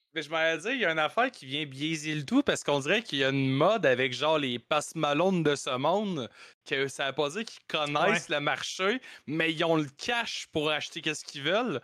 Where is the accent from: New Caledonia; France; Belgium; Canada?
Canada; Quebec; on est québécois